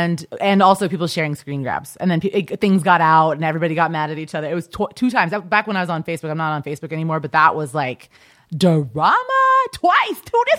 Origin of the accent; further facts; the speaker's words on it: Kansas, United States; Right outside of Kansas City. It was cool. It was just like a regular suburban, boring life.